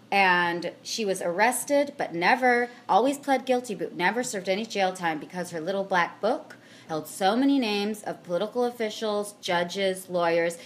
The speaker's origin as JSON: {"language": "English", "town": "Puyallup", "region": "Washington", "country": "United States", "tie": "born or raised there", "lives_now": "Seattle, United States", "said": "I grew up in Puyallup. For those who know, it is Pierce County"}